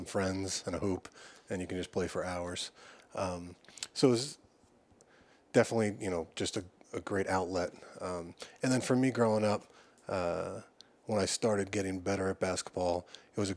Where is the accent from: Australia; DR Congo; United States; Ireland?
United States; Long Island, New York; I grew up on Long Island